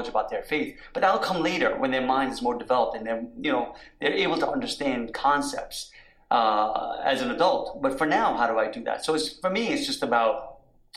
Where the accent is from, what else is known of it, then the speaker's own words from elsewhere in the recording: New York, United States; moved away as an adult; also born or lived in Washington, D.C.; I'm a product of growing up in New York and you know, as an adult in Washington, D.C.